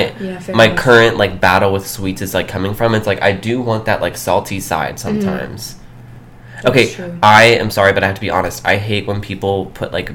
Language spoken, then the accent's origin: English; Georgia, United States; I'm from Georgia and, the South